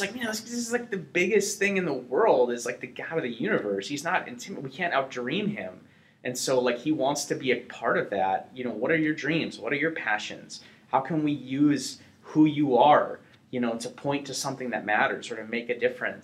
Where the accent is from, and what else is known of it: North Dakota, United States